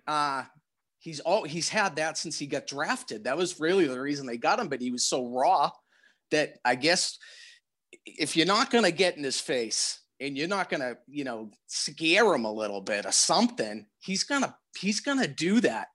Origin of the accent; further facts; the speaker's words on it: Randolph, Massachusetts, United States; moved away as an adult; now in Quincy, United States; I grew up in Randolph.